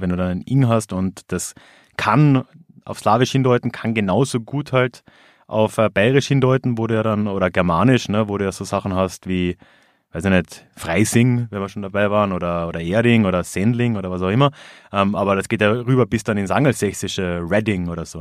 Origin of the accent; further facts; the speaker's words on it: Villach, Carinthia, Austria; meine Heimatstadt Villach